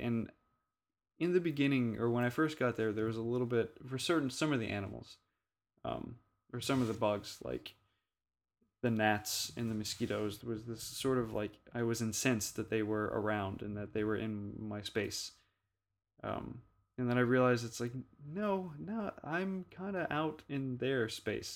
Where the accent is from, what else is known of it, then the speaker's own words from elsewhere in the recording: Louisiana, United States; growing up in Louisiana